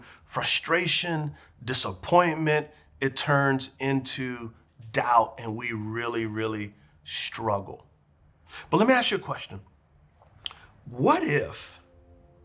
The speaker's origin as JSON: {"language": "English", "town": "San Antonio", "region": "Texas", "country": "United States", "tie": "born or raised there", "said": "When I was a little boy growing up in San Antonio, Texas"}